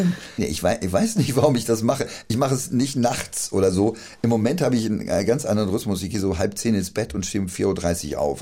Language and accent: German; Friedberg, Hesse, Germany; accent: Dorheimer Platt; moved away; also born or lived in Berlin; da, wo ich aufgewachsen bin, ich bin in Dorheim auch geboren.